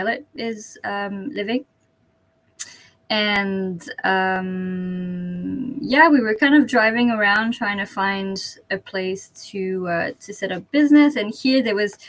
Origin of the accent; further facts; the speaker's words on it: Canada; moved away as an adult; also born or lived in British Columbia; now in Kochi, Japan; I'm French Canadian.